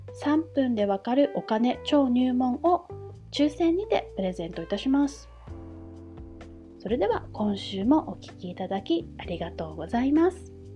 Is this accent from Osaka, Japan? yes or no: no; Okinawa, Japan; 沖縄生まれ、沖縄育ち、そして現在も沖縄在住です